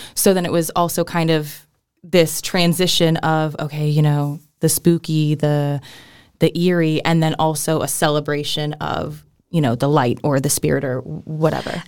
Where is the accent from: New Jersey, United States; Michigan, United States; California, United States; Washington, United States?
California, United States; Riverside County, Southern; I grew up in California, which is Southern California in the San Bernardino County, um, or sorry, Riverside County